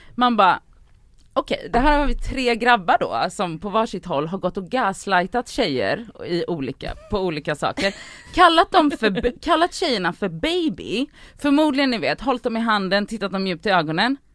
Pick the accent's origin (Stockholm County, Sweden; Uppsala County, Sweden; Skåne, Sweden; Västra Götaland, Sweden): Västra Götaland, Sweden; Gothenburg; Jag är uppvuxen i Biskopsgården